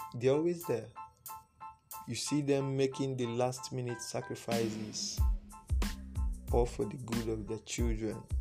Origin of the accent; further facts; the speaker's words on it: Igbo, Igboland, Nigeria; first language Igbo; English is a second language; I was raised in a thorough Igbo speaking home, like that was the mode of communication. Speak Igbo.